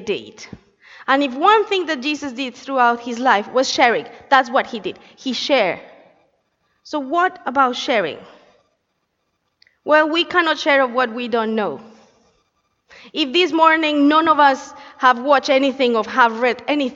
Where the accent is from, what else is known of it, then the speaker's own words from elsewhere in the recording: Colombia; moved away; I come from Colombia